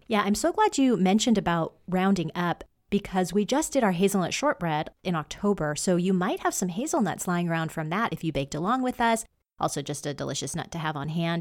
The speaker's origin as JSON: {"language": "English", "region": "Washington", "country": "United States"}